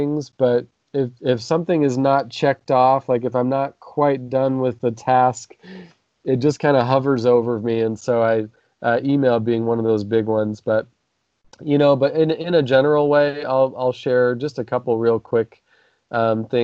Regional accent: Nampa, Idaho, United States; how I grew up here in Nampa

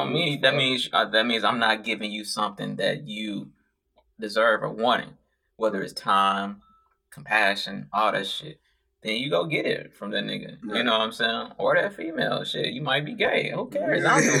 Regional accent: St. Louis, Missouri, United States; I'm from St. Louis, boy.

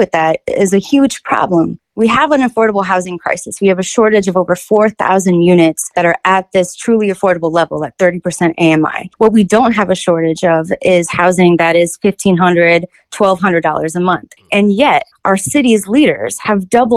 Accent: Kansas City, Missouri, United States; I'm born and raised in Kansas City. I've lived here my whole life.

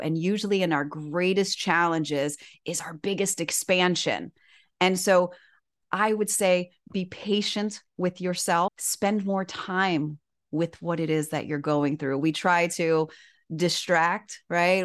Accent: Miami, Florida, United States; moved away as an adult; also born or lived in Syracuse, New York; born and raised in Miami

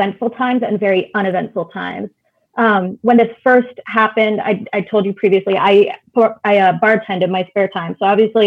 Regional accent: Connecticut, United States; I grew up in Connecticut

